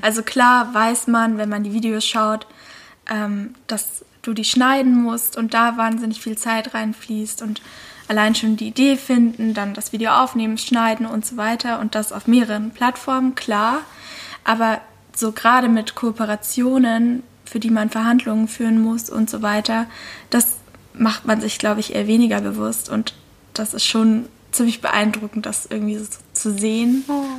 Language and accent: German; Lake Constance, Baden-Württemberg, Germany; moved away; also born or lived in Black Forest; ich komme aus Deutschland, genau genommen vom Bodensee